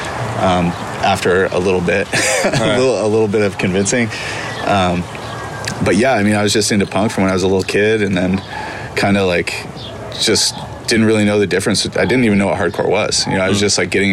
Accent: Santa Barbara, California, United States; also born or lived in Vermont / Weymouth, Massachusetts / upstate New York; I grew up in Santa Barbara

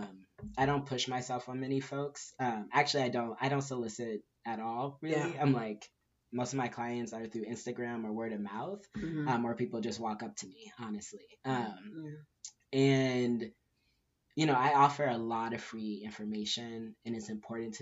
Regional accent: Southern California, United States; also born or lived in Inglewood, California / Inland Empire, California / Orange County, California / Tucson, Arizona; now in Arizona, United States; I'm originally from Southern California, grew up all over. I was born in Inglewood, grew up all over in the Empire, and Orange County, and then moved to Tucson, Arizona, lived there for about 11 years

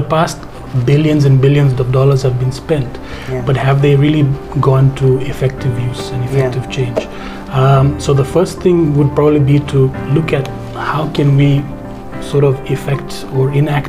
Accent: Zambia; growing up in Zambia

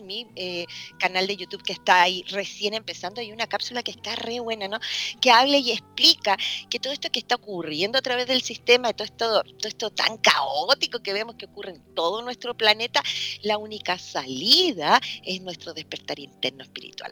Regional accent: Chile; soy chilena

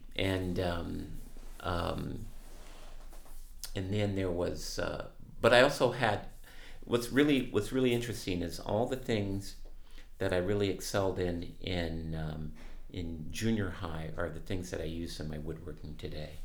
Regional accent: Los Angeles, California, United States; also born or lived in Jacksonville, Florida / Norfolk, Virginia; I grew up in San Pedro

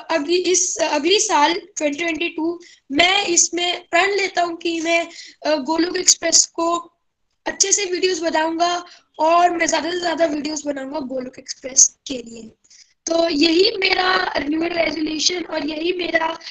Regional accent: Gurgaon, Haryana, India; मैं गुड़गांव से बिलोंग करता हूँ

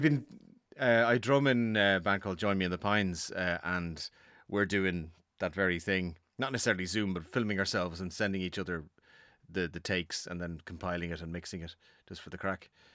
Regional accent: Dublin, Leinster, Ireland; I am from Dublin

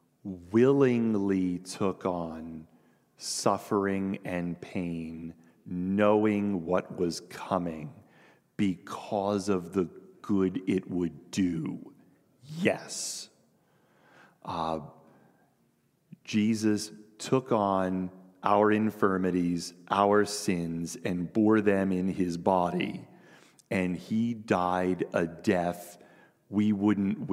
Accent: United States; we are American Christians in the 21st century

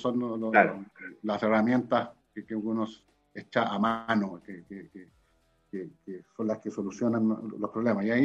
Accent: Chile; yo podría defenderme diciendo, bueno, yo soy de regiones, soy del Tau.

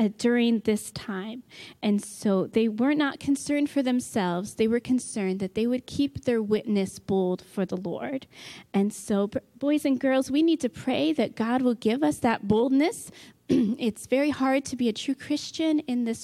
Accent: New York, United States; now in Michigan, United States; where I grew up in New York State, I pretty much only saw gray squirrels

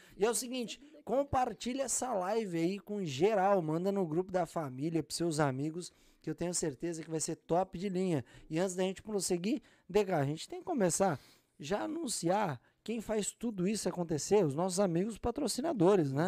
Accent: Cajamar, São Paulo, Brazil; also born or lived in Jundiaí; now in United States; Nasci em Jundiaí, criado em Cajamar, do lado ali

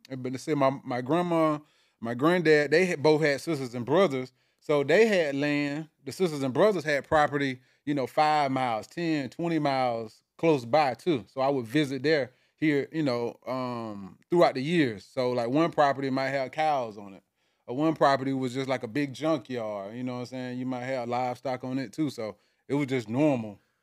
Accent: South Georgia, United States; now in Atlanta, United States; I'm originally from South Georgia

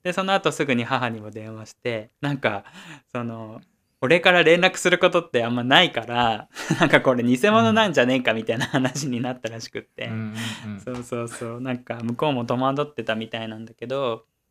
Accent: Oita, Japan; moved away; 俺の実家ね

